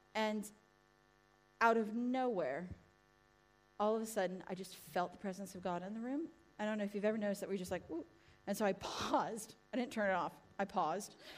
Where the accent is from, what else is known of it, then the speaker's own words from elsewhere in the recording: United States; now in England, United Kingdom; America! I am